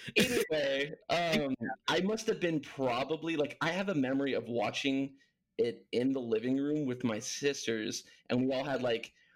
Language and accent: English; Huntington Beach, California, United States; moved away as an adult; also born or lived in Los Angeles, California; now in Tucson, United States; I grew up in Cali. Um, Huntington Beach is my stomping grounds.